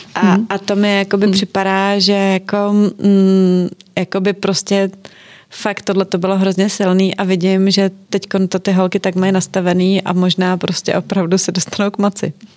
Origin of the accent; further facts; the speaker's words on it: Czechia; v Čechách my nejsme Italová ani Francouzi